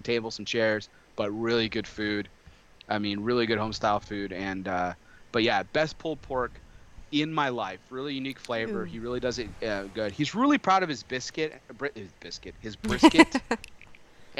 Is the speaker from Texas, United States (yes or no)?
yes; El Paso, Texas, United States; now in Dallas-Fort Worth, United States; I grew up in El Paso, Texas, which is actually West Texas